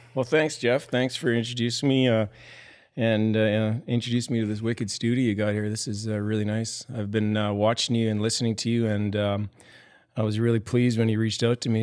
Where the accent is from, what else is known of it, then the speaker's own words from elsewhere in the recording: Sherwood Park, Alberta, Canada; also born or lived in Morinville, Alberta; we moved when I was eleven from the Mournville area, or Mournville, the town of Mournville, north of Edmond, to, uh, a bedroom community, uh, east of Edmonton called Sherwood Park